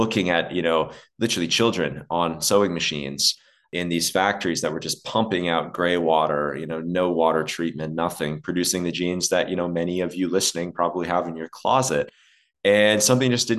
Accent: Dubai, United Arab Emirates; moved away; also born or lived in Alberta, Canada; I grew up in the desert. And so I grew up in Dubai

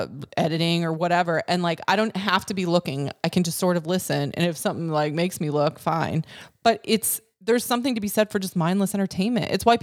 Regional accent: Wisconsin, United States; I'm from Wisconsin

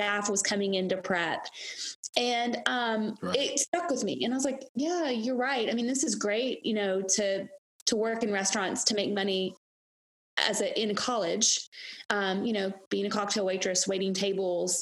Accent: Gatlinburg, Tennessee, United States; also born or lived in Knoxville, Tennessee; I was born and raised in Gatlinburg, Tennessee.

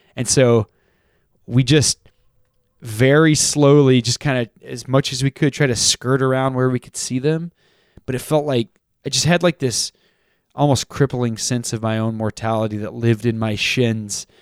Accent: Texas, United States; I grew up in Texas

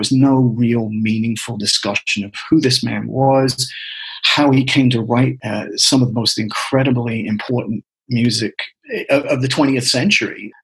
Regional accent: England, United Kingdom; moved away as an adult; I was born in 1960 and was born and raised in England.

